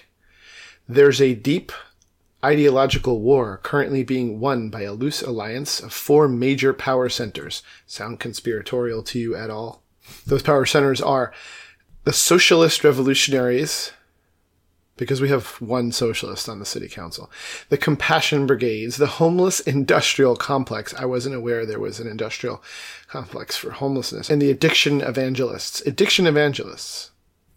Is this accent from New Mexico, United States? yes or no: no; New York City area, United States; moved away as an adult; I born in and then raised until college, really, in... Or a right around the New York City